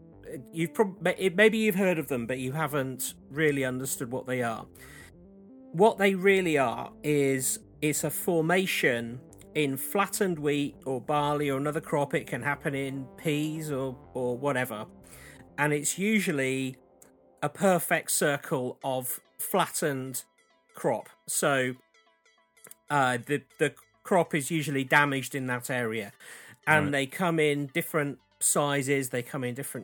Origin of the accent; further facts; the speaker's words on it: Wiltshire, South West England, United Kingdom; I grew up in Wiltshire, and I've lived very close to Wiltshire all of my life.